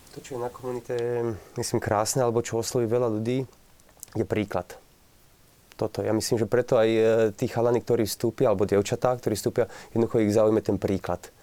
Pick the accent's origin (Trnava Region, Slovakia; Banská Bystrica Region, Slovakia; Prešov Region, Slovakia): Trnava Region, Slovakia; Trnava; also born or lived in Italy; ja som, myslím, z Trnavy